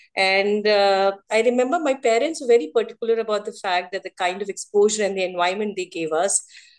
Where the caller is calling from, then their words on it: Lucknow, Uttar Pradesh, India; I am joining from Lucknow, Uttar Pradesh. Currently, I'm settled in Lucknow.